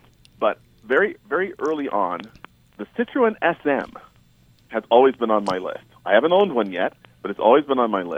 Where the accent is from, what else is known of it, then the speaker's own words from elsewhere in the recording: New York, United States; growing up in New York and not in Southern California